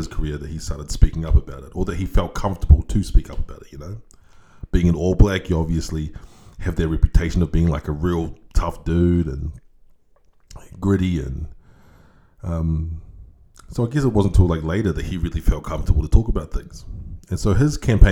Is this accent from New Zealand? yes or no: yes; New Zealand; growing up in New Zealand, if you had like a relatively good upbringing, which I did